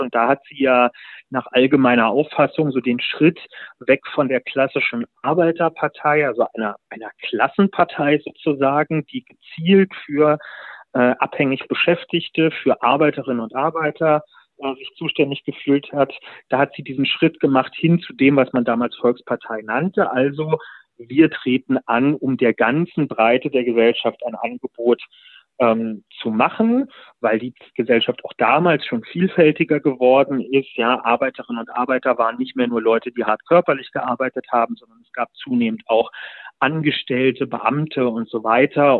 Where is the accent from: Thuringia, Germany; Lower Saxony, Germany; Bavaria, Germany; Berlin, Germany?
Berlin, Germany; ich bin ja Berliner